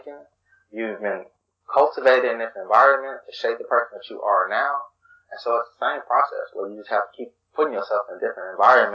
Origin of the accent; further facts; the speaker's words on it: Chicago, Illinois, United States; I grew up on the South Side